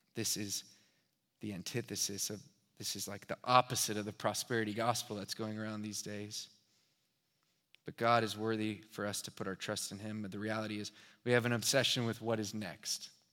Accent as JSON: {"language": "English", "town": "Houston", "region": "Texas", "country": "United States", "also_born_or_lived": "Dallas", "said": "I'm from Houston"}